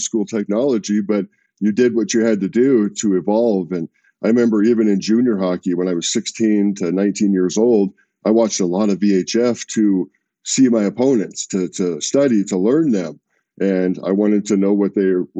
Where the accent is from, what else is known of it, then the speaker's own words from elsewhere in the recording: Alaska, United States; also born or lived in California; I was born in California. I grew up in Alaska.